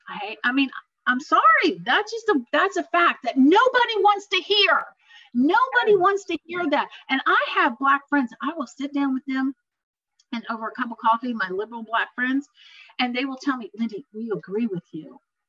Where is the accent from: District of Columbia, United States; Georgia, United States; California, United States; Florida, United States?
District of Columbia, United States; Washington; moved away; also born or lived in Baltimore, Maryland; I'm from Baltimore, Maryland, Washington, D.C. I grew up in Washington, D.C.